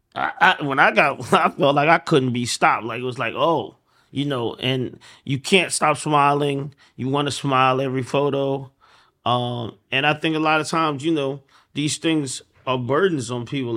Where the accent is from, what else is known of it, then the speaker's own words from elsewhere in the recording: Atlanta, Georgia, United States; I'm from Atlanta